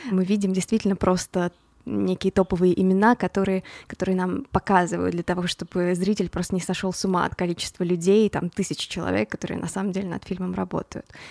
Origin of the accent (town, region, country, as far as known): Voronezh, Voronezh Oblast, Russia; born or raised there; moved away as an adult; also born or lived in Boston, United States; now in Los Angeles, United States